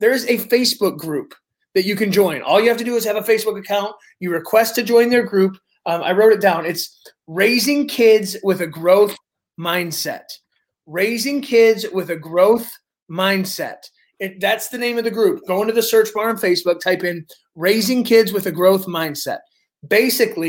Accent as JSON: {"language": "English", "town": "Detroit", "region": "Michigan", "country": "United States", "said": "we're from Metro Detroit. We're by Windsor, you know, Ontario"}